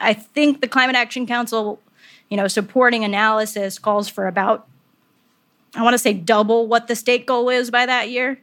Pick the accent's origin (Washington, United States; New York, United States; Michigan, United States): New York, United States; upstate; I'm not a native New Yorker, but I am an upstate New Yorker